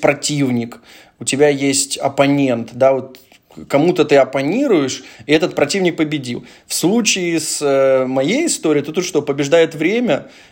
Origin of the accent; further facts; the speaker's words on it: Dnipro, Dnipropetrovsk Oblast, Ukraine; мы все вместе из Днепра